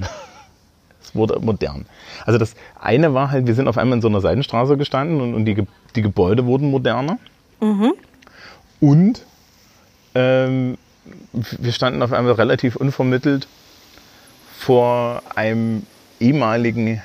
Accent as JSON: {"language": "German", "region": "Thuringia", "country": "Germany", "said": "Und ich stand so als, als, als, als Thüringer Abiturient immer so daneben"}